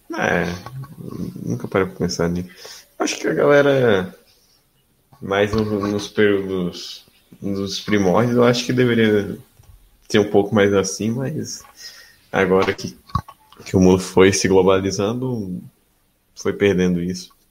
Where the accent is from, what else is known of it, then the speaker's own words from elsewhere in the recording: north of Espírito Santo, Brazil; eu sou de, do norte do Espírito Santo